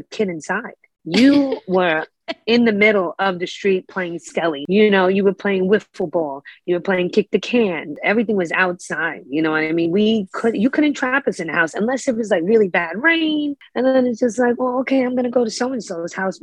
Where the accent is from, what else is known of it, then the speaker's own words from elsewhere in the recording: New York City, New York, United States; I was born and raised in Brooklyn, East New York. My entire life up until about the beginning of COVID